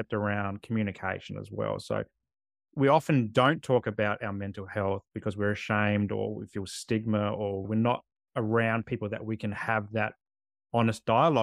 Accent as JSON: {"language": "English", "town": "Adelaide", "region": "South Australia", "country": "Australia", "tie": "born or raised there", "also_born_or_lived": "Canberra", "moved": "as an adult", "said": "Growing up in Adelaide myself, and it's so hot in summer."}